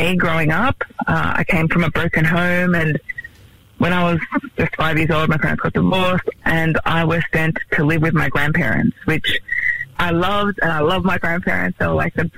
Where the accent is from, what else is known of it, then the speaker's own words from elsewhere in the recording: Melbourne, Victoria, Australia; now in Sydney, Australia; I'm originally from Melbourne.